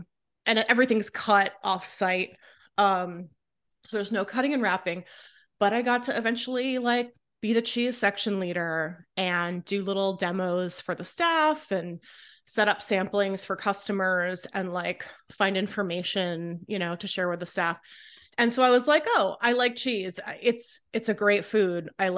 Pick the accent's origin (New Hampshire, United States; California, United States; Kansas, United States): California, United States; I love Trader Joe's since I was a kid. I grew up in California.